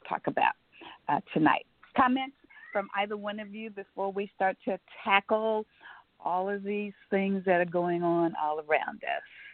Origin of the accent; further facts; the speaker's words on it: Omaha, Nebraska, United States; moved away; when I was growing up in Omaha, Nebraska